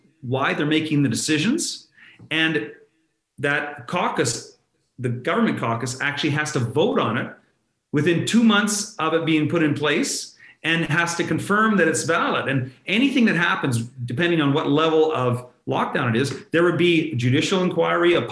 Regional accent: Fort McMurray, Alberta, Canada; the people of Fort McMurray mean a lot to me because obviously that's been my home for my entire life

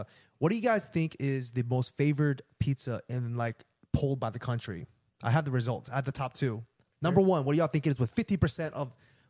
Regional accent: East Coast, United States; I'm from the East Coast.

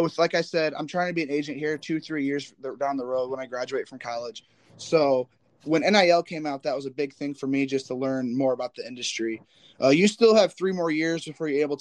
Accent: Indiana, United States; I'm from Indiana

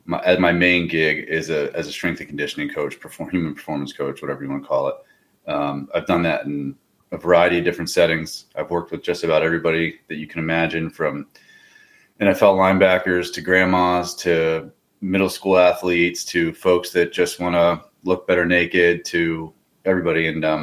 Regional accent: Pennsylvania, United States; I grew up hunting in Pennsylvania.

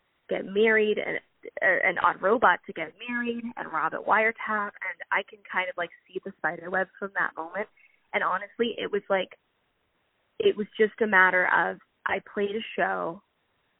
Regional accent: Pennsylvania, United States; now in Southern California, United States; I'm originally from Pennsylvania, and I moved out here in 2010.

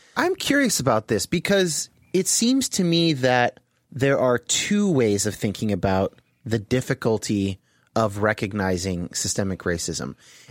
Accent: Los Gatos, California, United States; And I've had mixed race friends my entire childhood through high school, growing up in the Bay Area.

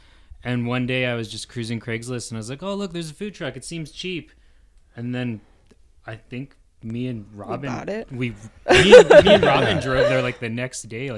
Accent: Sparks, Nevada, United States; I'm also from Sparks. Sparks, shout out 89434.

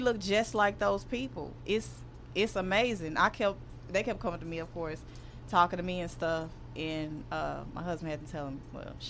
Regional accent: Dallas, Texas, United States; I'm married to a Ghanaian. I'm from Oak Cliff.

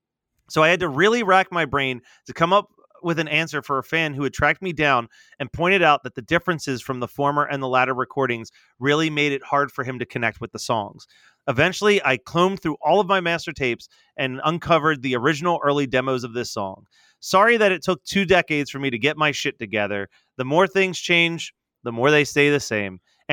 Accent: South Africa; It was never screened in my home country of South Africa, so I had no idea of the level of popularity and following that the series had.

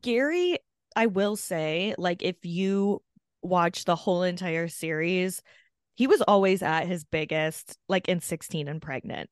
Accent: Canada; born or raised there

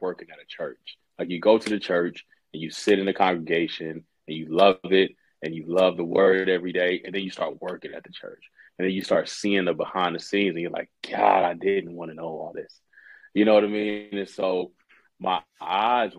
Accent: Central Texas, United States; I grew up in Central Texas

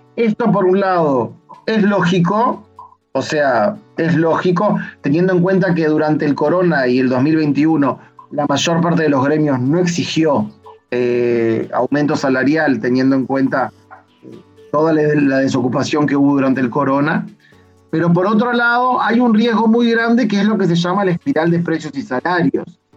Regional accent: Uruguay; now in Israel; como los dos somos uruguayos

